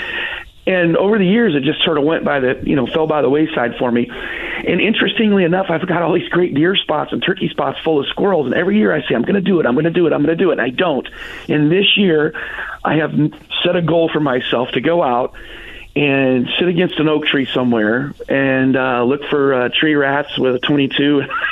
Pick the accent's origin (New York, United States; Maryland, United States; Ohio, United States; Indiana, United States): Indiana, United States; Wabash; moved away; when I lived in Wabash, you know, I'm from Wabash originally